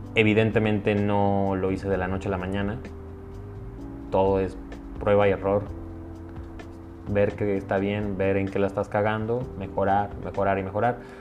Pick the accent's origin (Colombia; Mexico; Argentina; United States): Mexico; Soy mexicano.